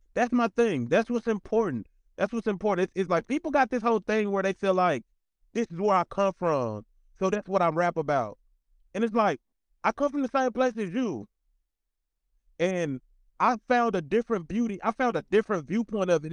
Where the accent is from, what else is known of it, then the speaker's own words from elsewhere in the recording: Magnolia, Arkansas, United States; moved away; also born or lived in Little Rock, Arkansas; I'm from Magnolia, Arkansas